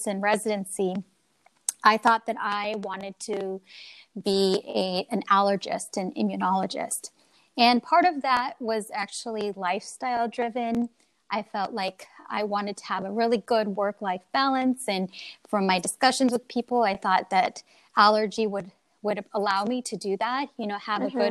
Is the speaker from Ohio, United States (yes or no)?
no; Oregon, United States; moved away as an adult; also born or lived in Illinois / Texas; now in Philadelphia, United States; I grew up mainly in Oregon